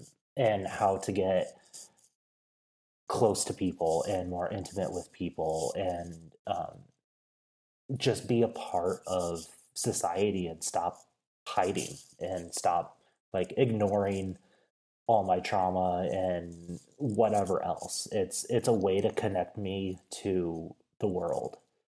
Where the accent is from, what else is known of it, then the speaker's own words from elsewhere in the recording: Midwest, United States; But growing up in the Midwest, I had access to the outdoors, but it was a very different type of outdoors experience than what I have now.